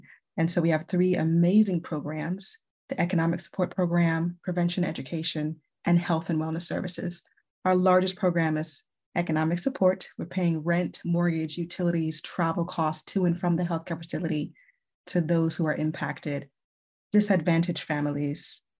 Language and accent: English; U.S. Virgin Islands; moved away as an adult; I first moved into the mainland. I'm originally from the Virgin Islands